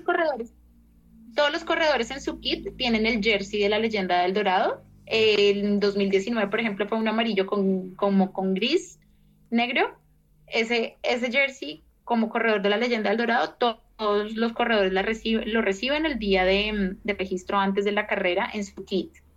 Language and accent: Spanish; Colombia; soy colombiana